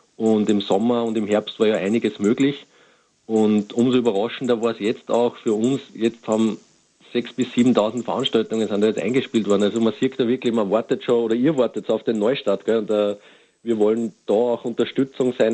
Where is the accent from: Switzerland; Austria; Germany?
Austria; bei uns in Österreich